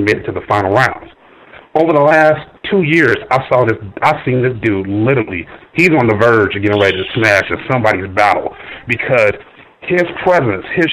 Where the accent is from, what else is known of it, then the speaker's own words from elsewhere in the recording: Ohio, United States; I'm from Ohio.